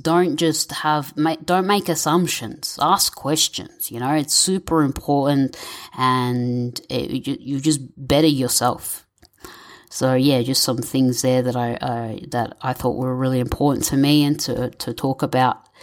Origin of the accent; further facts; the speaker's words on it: Victoria, Australia; My parents are Egyptian, but I was born and raised in Victoria, Australia